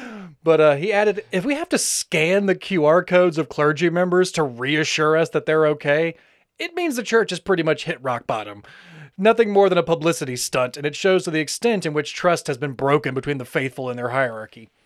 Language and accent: English; the Bible Belt, United States; we grew up in more of the, the Bible Belt